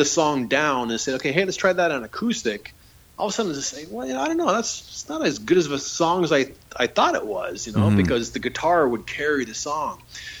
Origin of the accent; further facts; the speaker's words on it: Niagara Falls, Ontario, Canada; It's funny because when I growing up in Niagara Falls, when I was in grade 7 and 8, I had to switch to a Catholic school just because where we moved